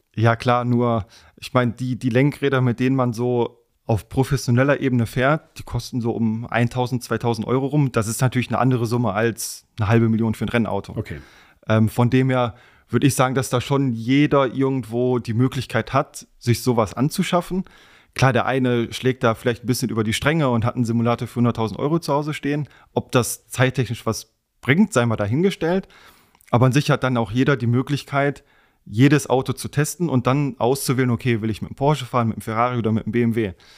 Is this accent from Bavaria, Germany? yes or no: no; Wegberg, North Rhine-Westphalia, Germany; also born or lived in Essen; now in Fichtenberg, Germany; Ich bin in Essen geboren, komme ursprünglich aus Heinsberg, Wegberg, so die Ecke, aber wohne jetzt seit ein paar Jahren in Fichtenberg